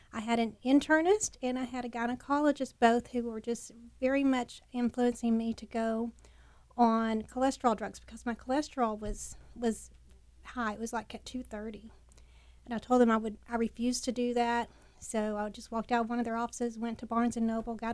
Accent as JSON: {"language": "English", "town": "Bovina", "region": "Texas", "country": "United States", "tie": "born or raised there", "said": "I grew up in the panhandle of Texas in a real small little sandy town"}